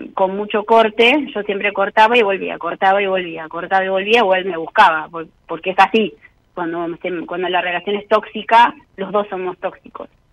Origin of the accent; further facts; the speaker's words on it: Mar del Plata, Buenos Aires Province, Argentina; yo soy marplatense